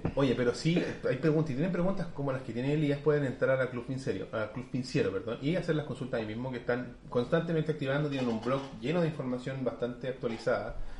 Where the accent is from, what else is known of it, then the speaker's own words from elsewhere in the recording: Chile; como nosotros chilenos hablamos